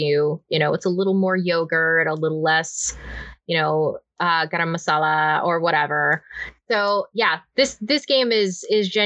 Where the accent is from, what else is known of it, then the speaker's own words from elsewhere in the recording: Canada; moved away; I'm an immigrant now